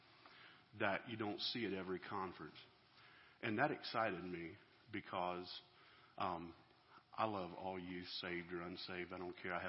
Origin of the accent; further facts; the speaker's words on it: Georgia, United States; So we're from Georgia, down there where one of my Yankee friends says our homes are mobile and our cars aren't